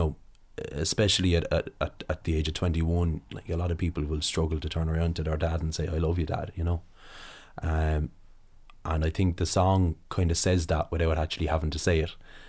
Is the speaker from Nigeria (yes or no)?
no; Slieve Rue, Leinster, Ireland; I grew up in Slieve Rue, which is in South Kilkenny, just across the Waterford border.